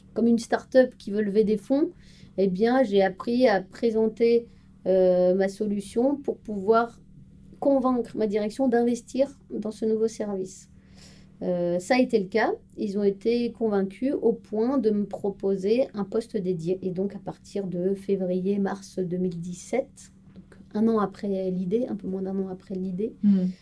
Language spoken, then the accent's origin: French; Strasbourg, Grand Est, France; moved away as an adult; now in Paris region, France; Je suis originaire de Strasbourg